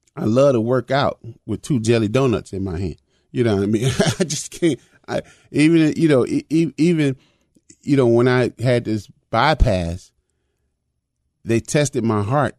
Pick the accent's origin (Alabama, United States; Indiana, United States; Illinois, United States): Illinois, United States; Chicago; when I was a young boy growing up in Chicago.